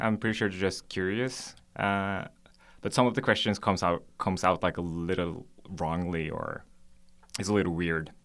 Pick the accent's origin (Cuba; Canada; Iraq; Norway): Norway; moved away as an adult; also born or lived in Korea; now in South Korea; I was born in Korea, but I left for Norway when I was four months old